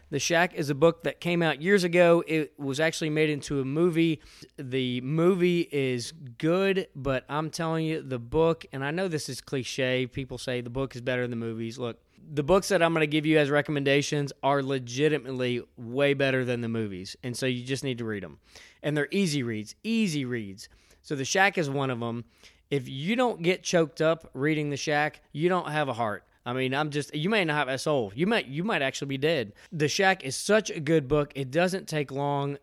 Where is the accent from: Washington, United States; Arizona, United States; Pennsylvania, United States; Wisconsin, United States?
Pennsylvania, United States; outside of Philadelphia; now in Georgia, United States; I grew up outside of Philadelphia. I'm from the Northeast.